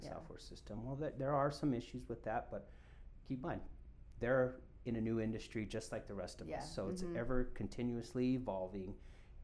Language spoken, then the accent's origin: English; Colorado, United States; I'm born and raised in Colorado